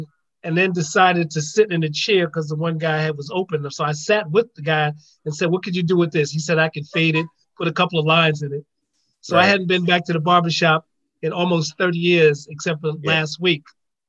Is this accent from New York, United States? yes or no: yes; New York City, New York, United States; I grew up in Harlem